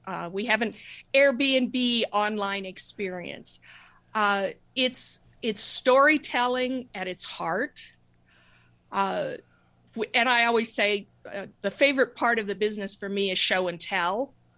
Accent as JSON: {"language": "English", "region": "New Mexico", "country": "United States", "tie": "born or raised there", "said": "I grew up in New Mexico"}